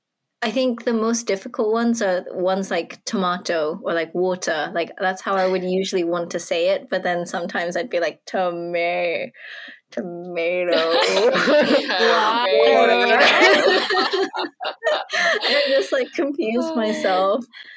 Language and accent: English; United Kingdom; accent: British; it's really difficult for me to meet someone who is American and speak to them in my British accent